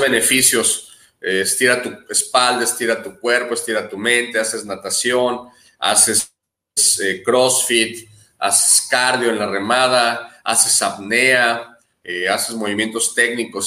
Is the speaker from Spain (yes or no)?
no; Guadalajara, Jalisco, Mexico; also born or lived in Baja California / Manzanillo / Barra de Navidad; now in Punta Pérula, Mexico; Nací en Guadalajara, Jalisco, y cuando pude me moví de ahí inmediatamente a la costa de Baja California